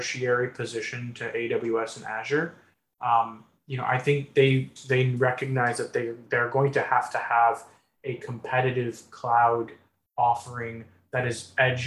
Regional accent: Midwest, United States; I grew up in the Midwest

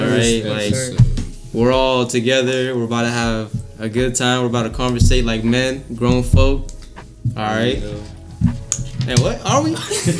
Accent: Virginia, United States; also born or lived in Pakistan / Manassas, Virginia; I'm from Pakistan, 25. Living in Manassas, Virginia.

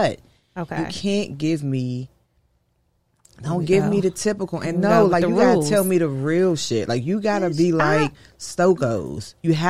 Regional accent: Lanham, Maryland, United States; also born or lived in Largo, Maryland / Washington, D.C.; I am from Prince George's County, Maryland. I grew up in Lanham.

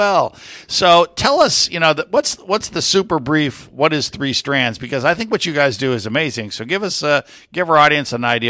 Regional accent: Puerto Rico; now in Houston, United States; I grew up in Puerto Rico, and it wasn't until I moved to the States that I realized there were allowances, such a thing as allowances.

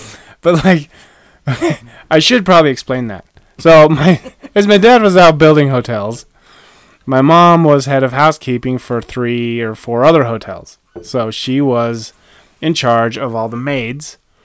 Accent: West Yellowstone, Montana, United States; also born or lived in Utah; I grew up in Utah, about fourth grade, moved to West Yellowstone, Montana, which now triangulates like where I grew up.

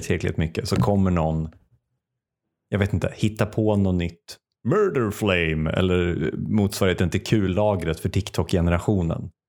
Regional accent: Sweden; Som svensk är man ju uppväxt, i alla fall som svensk man

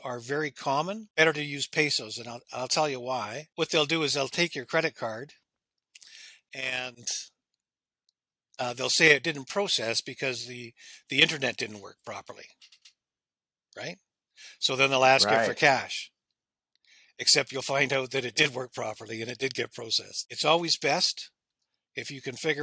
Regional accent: Canada

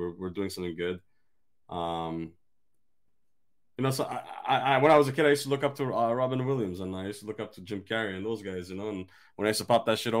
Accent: Armenia; English is a second language; I'm an Armenian guy

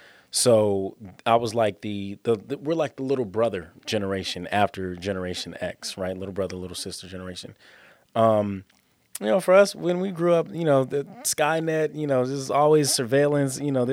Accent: Los Angeles, California, United States; I was born and raised in South Los Angeles, kind of grew up on 36th Place between Normandy and Western. Which is down the street from USC.

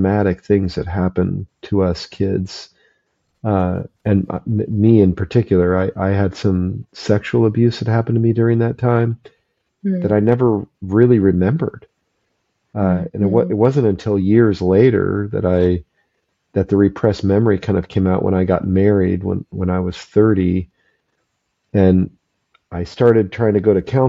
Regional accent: Phoenix, Arizona, United States; we moved from Phoenix up to the mountains in Northern Arizona

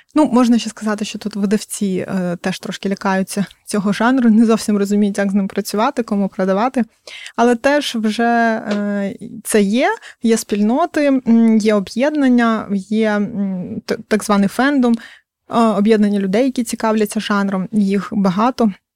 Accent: Crimea, Ukraine; я сама кримчанка

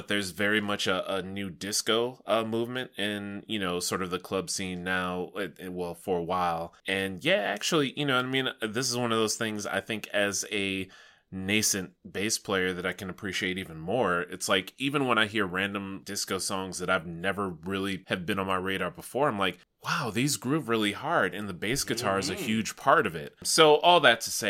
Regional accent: Chicago, Illinois, United States; as a Chicagoan

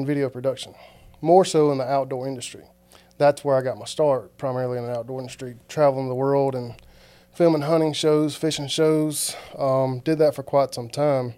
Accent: Greenville, South Carolina, United States; moved away as an adult; now in Georgia, United States; I grew up in Greenville, South Carolina, Mill Hill kid

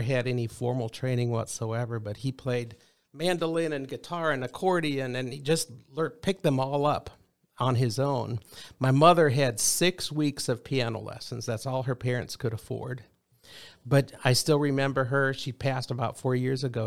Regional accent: Rock Rapids, Iowa, United States; moved away; we were raised, both my wife and I, in the same hometown. Rock Rapids, Iowa, which is way in the northwest corner of Iowa

